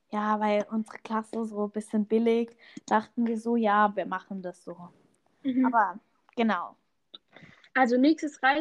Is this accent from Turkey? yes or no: yes; Turkey; Also als Türke ja, möchte ich ja mal sagen